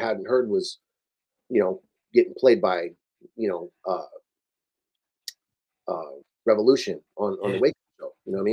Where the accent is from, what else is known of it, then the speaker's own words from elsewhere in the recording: Oxnard, California, United States; moved away; also born or lived in Los Angeles; I remember growing up there